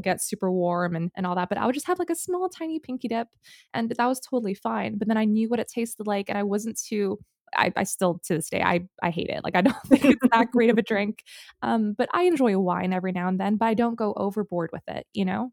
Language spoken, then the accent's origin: English; Singapore; moved away; growing up in Singapore